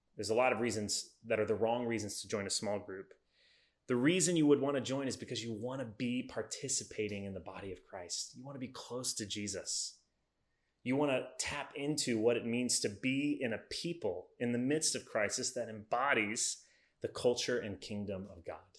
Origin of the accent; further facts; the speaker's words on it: United States; As Americans